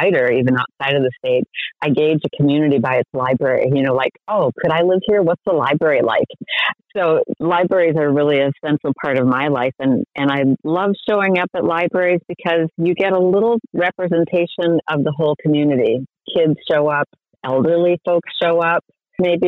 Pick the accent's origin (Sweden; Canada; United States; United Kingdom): United States; St. Paul, Minnesota; now in Rainier, United States; I grew up in St. Paul